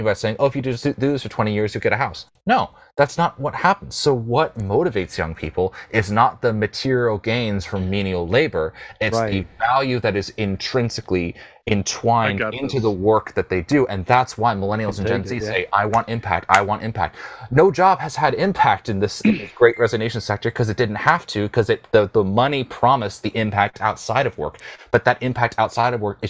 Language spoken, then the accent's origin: English; United States; as an American